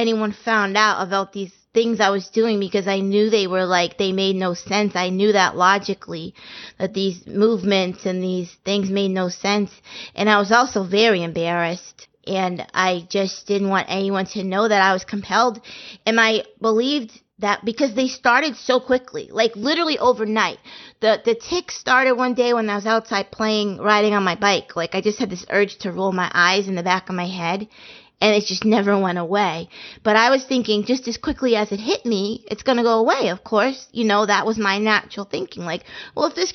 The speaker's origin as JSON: {"language": "English", "town": "Andover", "region": "Massachusetts", "country": "United States", "tie": "born or raised there", "said": "I was born in Massachusetts, and I grew up in Andover, Massachusetts, which was a nice, quiet"}